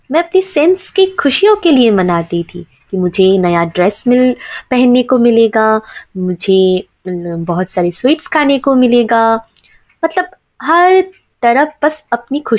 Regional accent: West Bengal, India; और मैं वेस्ट बंगाल से बिलोंग करती हूँ

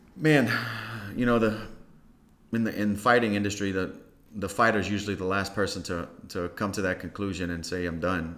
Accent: Lafayette, Louisiana, United States; also born or lived in Carencro / Breaux Bridge; I was born in Lafayette, and I was raised um, mostly on the north side

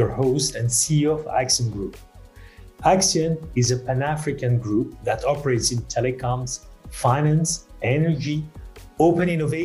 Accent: Madagascar; my home country, Madagascar

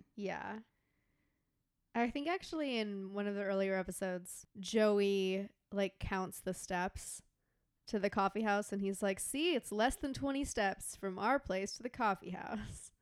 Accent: Texas, United States; we grew up in Texas where, you know, it, there's a lot of thunderstorms

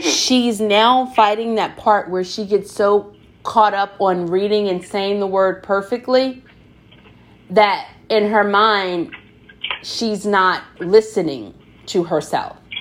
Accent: the South, United States; I'm from the South

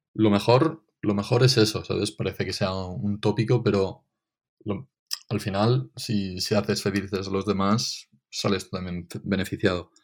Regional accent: Benicàssim, Valencian Community, Spain; Benicassim, porque es de donde soy

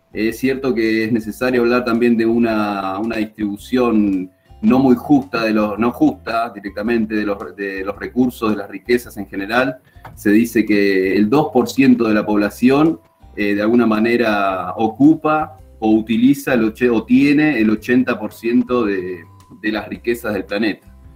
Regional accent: Río Negro, Argentina; moved away as an adult; also born or lived in Bahía Blanca; now in Villa La Angostura, Argentina; me crié en el Río Negro

